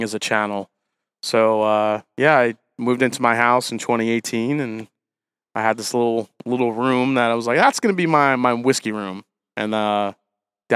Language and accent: English; New York, United States; now in Ohio, United States; I grew up in New York, moved to Ohio